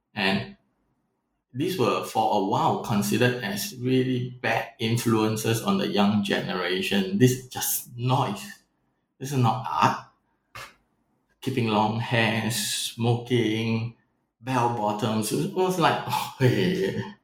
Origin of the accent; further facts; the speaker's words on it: Singapore; also born or lived in Vietnam; being a Singaporean um, living in Vietnam or visiting Vietnam